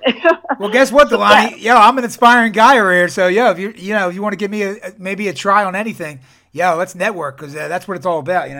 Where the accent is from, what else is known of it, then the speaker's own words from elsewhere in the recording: Philadelphia, Pennsylvania, United States; And I got an accent, too. So if I'm saying something you can't understand, just let me know, because I'm from Philadelphia.